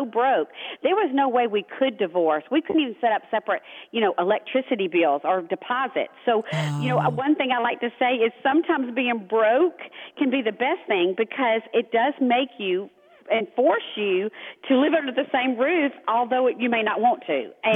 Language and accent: English; the South, United States; growing up in the South